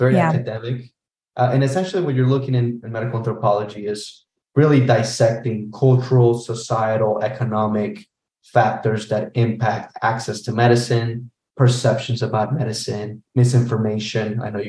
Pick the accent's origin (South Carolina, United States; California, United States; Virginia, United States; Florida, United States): Florida, United States; Orlando; So I'm from Orlando.